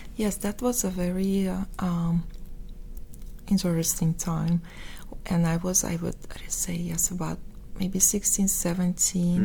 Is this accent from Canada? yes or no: no; Moscow, Russia; accent: Russian; English is a second language; moved away as an adult; now in United States; I was born in Moscow